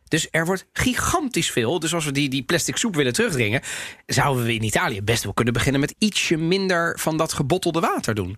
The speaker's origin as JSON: {"language": "Dutch", "town": "The Hague", "region": "South Holland", "country": "Netherlands", "tie": "born or raised there", "said": "ik ben geboren en getogen in Den Haag."}